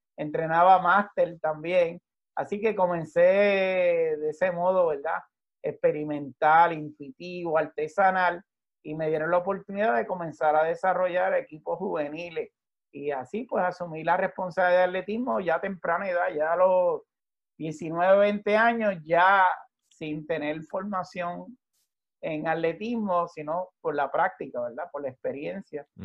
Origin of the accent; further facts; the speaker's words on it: Levittown, Puerto Rico; en la urbanización que yo me crié en Levitown, un suburbio